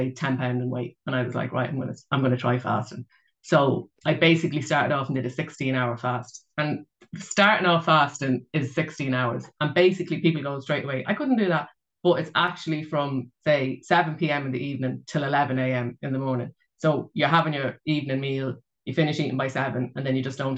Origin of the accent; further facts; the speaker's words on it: Ireland; I'm from Ireland and a Roman Catholic